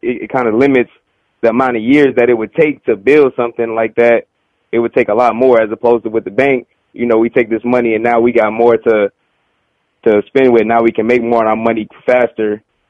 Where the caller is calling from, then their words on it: Georgia, United States; I'm calling from Georgia.